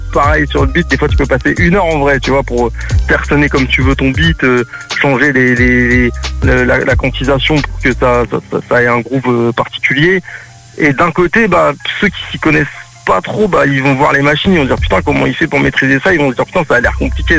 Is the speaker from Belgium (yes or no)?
no; Le Havre, Normandy, France; moved away as an adult; now in Cévennes, France; je viens à la base, je viens du Havre, tu vois, en Normandie